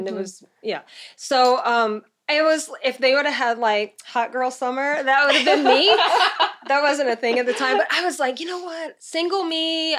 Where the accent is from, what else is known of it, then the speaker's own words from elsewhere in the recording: Louisiana, United States; moved away as an adult; also born or lived in New York City / Connecticut; So I'm from Louisiana. Mm-hmm. And when I was 25, I moved on my birthday to New York City.